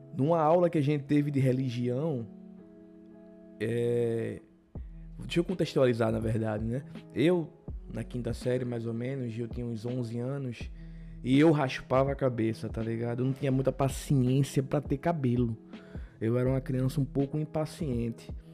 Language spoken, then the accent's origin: Portuguese; Paulista, Pernambuco, Brazil; sou de Pernambuco, de uma cidade chamada Paulista